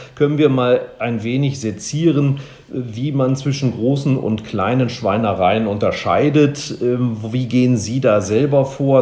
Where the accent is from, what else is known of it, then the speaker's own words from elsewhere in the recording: Germany; wir als Deutsche